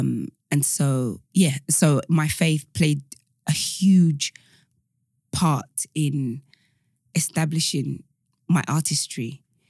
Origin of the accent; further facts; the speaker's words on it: Nigeria; now in United Kingdom; The African story is so broad, because I'm Nigerian.